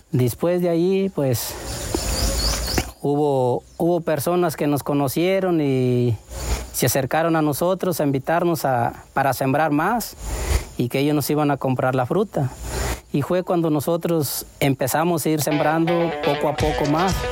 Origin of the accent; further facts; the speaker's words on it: Salguero, Michoacán, Mexico; Yo soy originario del pueblo de Salguero, Michoacán.